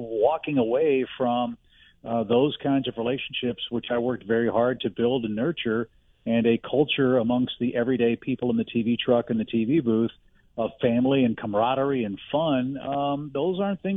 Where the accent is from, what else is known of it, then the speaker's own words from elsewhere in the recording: St. Louis, Missouri, United States; moved away as an adult; also born or lived in Georgia / Atlanta / Seattle / Chicago; I grew up in West County, St. Louis, and graduated high school there